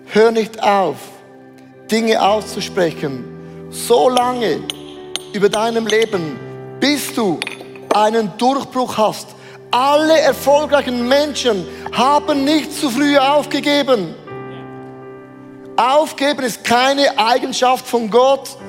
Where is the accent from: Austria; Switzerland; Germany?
Switzerland; Also das habe ich noch nie gemacht, das ist unverschämt als Schweizer.